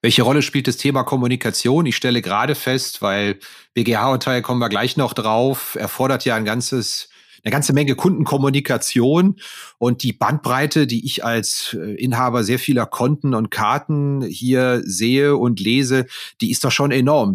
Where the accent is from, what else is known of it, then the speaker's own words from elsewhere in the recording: Neuwied, Rhineland-Palatinate, Germany; der Ort, wo ich geboren bin, Neuwied am Rhein